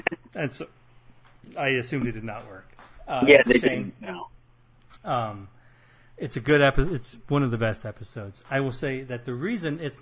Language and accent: English; Midwest, United States; accent: Midwestern; my terrible Midwestern accent